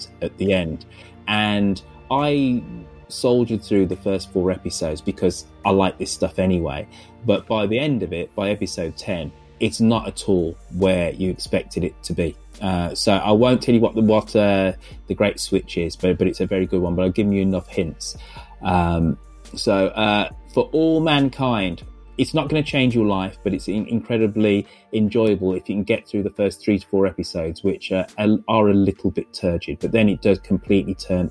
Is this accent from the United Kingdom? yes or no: yes; England, United Kingdom; I'm black, I'm British, but I was born in England